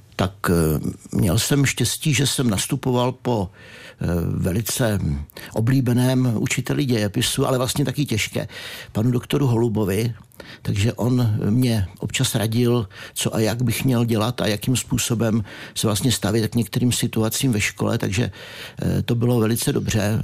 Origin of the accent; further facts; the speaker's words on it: Kozákov area, Liberec Region, Czechia; moved away; also born or lived in Hořice; já jsem od Kozákovská